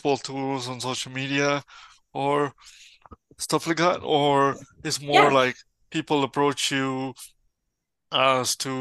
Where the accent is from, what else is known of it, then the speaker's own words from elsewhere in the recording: Mexico; moved away; I'm from Mexico